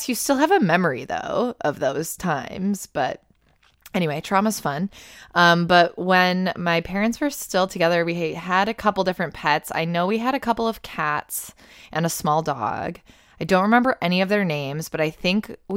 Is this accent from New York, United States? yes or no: yes; Buffalo, New York, United States; I grew up around Buffalo, it's always been cold as fuck.